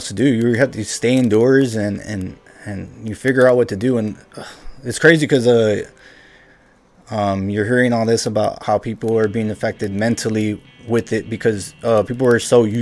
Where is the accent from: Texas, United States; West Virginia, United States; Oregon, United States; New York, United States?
Texas, United States; Weslaco; I'm from Wessico, obviously in the Valley